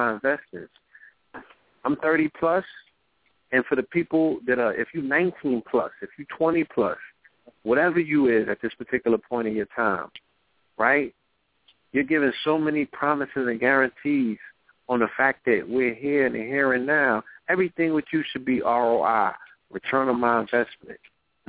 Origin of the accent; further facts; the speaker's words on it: New York City, New York, United States; I was born in the Bronx